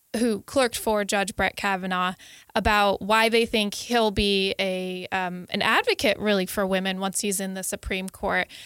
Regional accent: Connecticut, United States; I'm from Connecticut, and my, uh, s, my senator

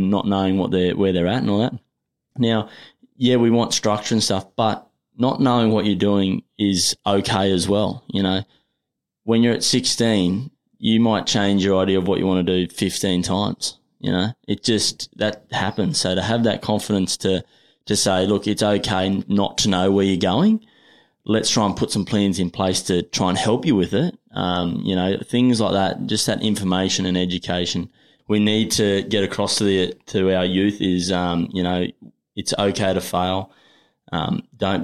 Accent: Australia; also born or lived in New Zealand; I've come from the bush.

